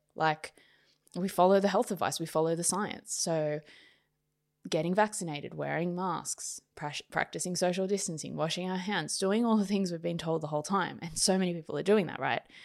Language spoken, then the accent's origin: English; Sydney, New South Wales, Australia; also born or lived in Queensland / Wollongong; I was brought up in Sydney